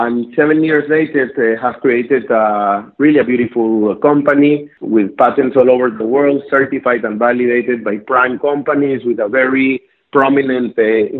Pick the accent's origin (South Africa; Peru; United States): Peru; Lima; accent: South American; English is a second language; moved away as an adult; now in Israel; I was born and raised in Lima, Peru.